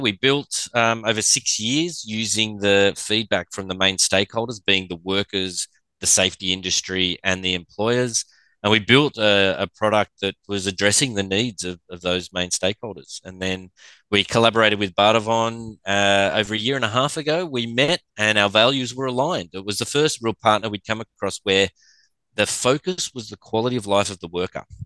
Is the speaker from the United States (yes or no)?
no; Australia; with the accent, I'm from Australia